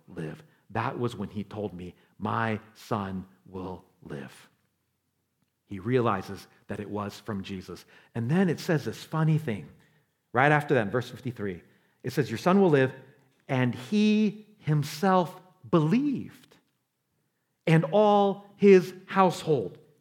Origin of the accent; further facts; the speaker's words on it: New York City, New York, United States; I'm from New York. I was born in the Bronx